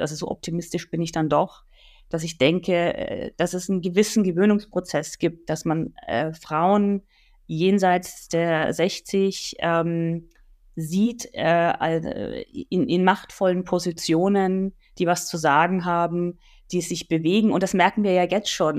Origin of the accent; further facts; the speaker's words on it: Nuremberg, Bavaria, Germany; meiner Geburtsstadt Nürnberg